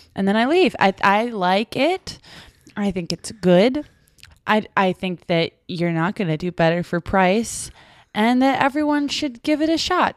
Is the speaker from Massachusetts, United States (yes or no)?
yes; Brockton, Massachusetts, United States; in my hometown